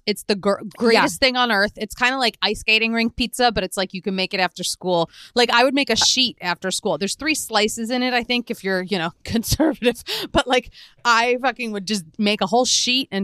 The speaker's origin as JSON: {"language": "English", "town": "Philadelphia", "region": "Pennsylvania", "country": "United States", "tie": "born or raised there", "also_born_or_lived": "Boston", "moved": "yes", "said": "I had pizza places I loved growing up in Philadelphia"}